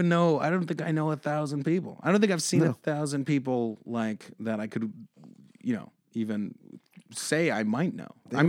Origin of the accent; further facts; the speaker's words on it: Victoria, British Columbia, Canada; also born or lived in Calgary; I've been back on the island for a year and a half. I grew up mostly in Victoria, mostly. But yeah, so I've been back for a year and a half.